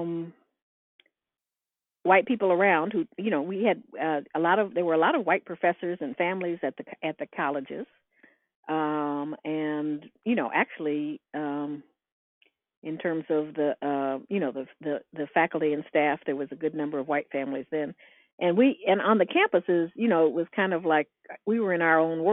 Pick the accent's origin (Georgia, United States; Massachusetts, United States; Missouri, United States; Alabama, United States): Georgia, United States; Atlanta; it was an exciting time to be growing up in Atlanta.